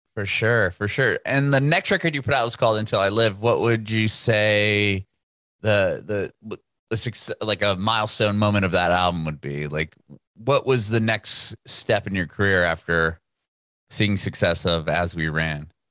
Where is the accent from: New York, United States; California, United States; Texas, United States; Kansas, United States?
California, United States; I'm from California